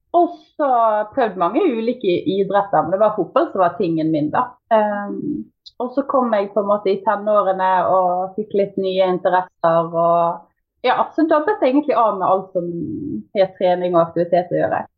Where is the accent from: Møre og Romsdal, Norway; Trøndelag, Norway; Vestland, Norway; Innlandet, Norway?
Vestland, Norway; Bergen; accent: Bergen; moved away; bergenser. Født og oppvokst i Bergen, men eh, egentlig bodd litt eh, overalt.